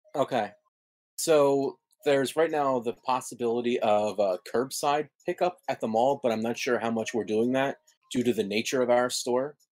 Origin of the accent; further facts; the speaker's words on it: United States; as an American